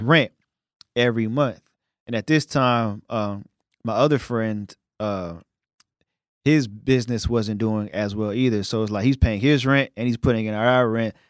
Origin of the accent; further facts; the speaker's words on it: New York City, New York, United States; now in Dallas, United States; I'm from Brooklyn